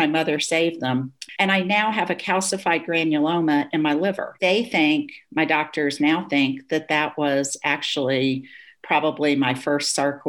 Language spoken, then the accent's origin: English; Germany; I grew up in Germany. My father worked for the US government.